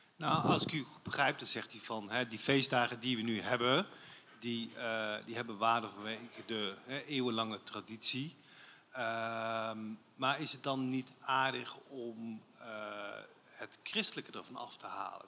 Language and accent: Dutch; Limburg, Netherlands; ik, ik ben Limburger